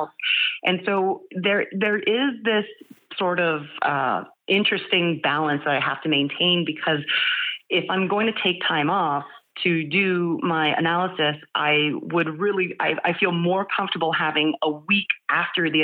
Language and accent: English; San Jose, California, United States; I am a Northern California native. I was born and raised in San Jose